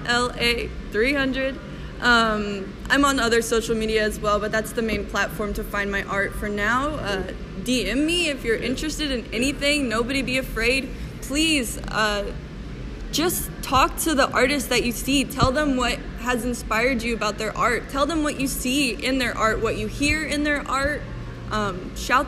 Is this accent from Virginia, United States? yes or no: no; Mobile, Alabama, United States; moved away as an adult; now in Kansas City, United States; I have an internship waiting for me back in my hometown of Mobile, Alabama